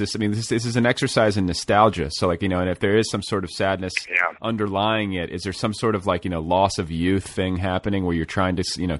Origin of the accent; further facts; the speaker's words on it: Carmel, Indiana, United States; moved away as an adult; I went to junior high and high school in Carmel, which is north of the city.